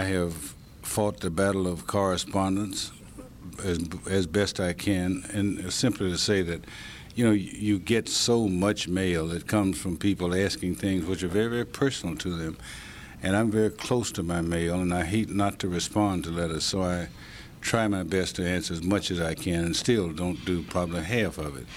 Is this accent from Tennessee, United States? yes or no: yes; Tennessee, United States; also born or lived in Ithaca, New York; we sure did in Tennessee